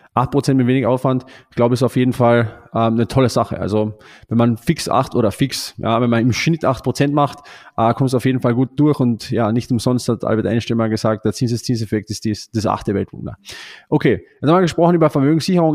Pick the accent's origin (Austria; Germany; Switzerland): Austria; bei uns in Österreich